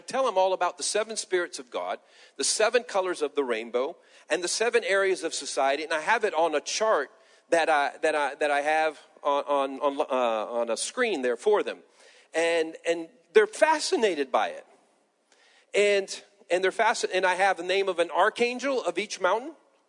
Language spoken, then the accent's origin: English; Peru; born there; I tell my past that I was born in Peru, South America. My parents were missionaries, and I was a pastor